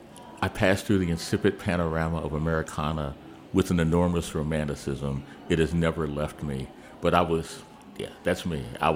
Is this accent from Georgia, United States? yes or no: yes; Augusta, Georgia, United States; born there; now in Washington, D.C., United States; No, we moved to D.C. in August of 1958. I was born in Augusta, Georgia